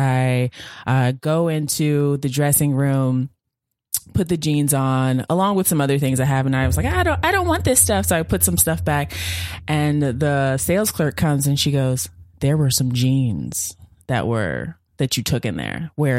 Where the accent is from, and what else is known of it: Virginia, United States; born or raised there